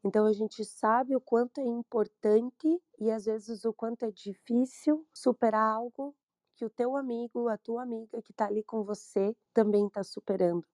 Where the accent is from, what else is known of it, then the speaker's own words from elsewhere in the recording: Brazil; Sou brasileira